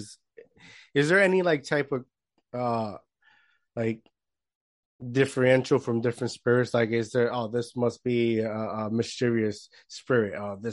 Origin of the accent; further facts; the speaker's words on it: Puerto Rico; I grew up in Puerto Rico, right? I grew up in small town, not a lot of hope